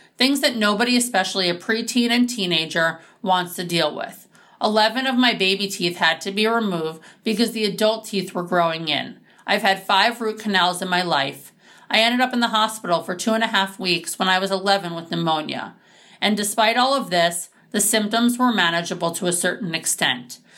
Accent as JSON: {"language": "English", "town": "New York City", "region": "New York", "country": "United States", "tie": "born or raised there", "said": "I was born and raised in New York City and have a phenomenal family."}